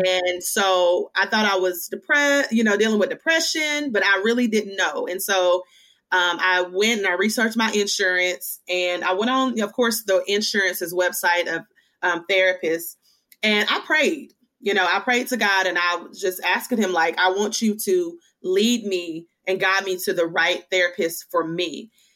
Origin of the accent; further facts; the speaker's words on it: Hickman, Kentucky, United States; now in Chattanooga, United States; I am from Hickman, Kentucky. So that's Western Kentucky. I actually live now in Chattanooga, Tennessee